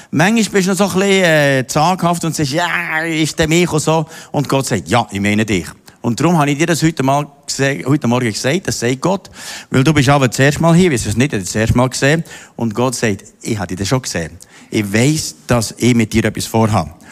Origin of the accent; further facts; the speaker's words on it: Austria; Ich bin in Österreich im Katholischen aufgewachsen